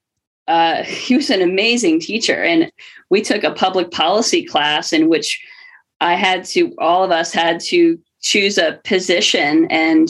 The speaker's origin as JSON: {"language": "English", "region": "New York", "country": "United States", "tie": "born or raised there", "said": "we're both from New York"}